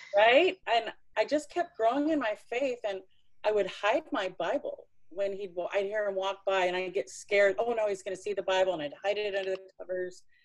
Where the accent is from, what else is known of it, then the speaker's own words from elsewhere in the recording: Tennessee, United States; I was born in Tennessee